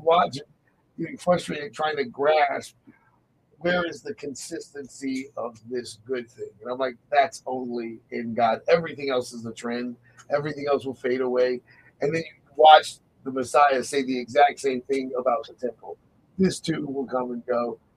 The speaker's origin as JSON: {"language": "English", "country": "United States", "said": "being American"}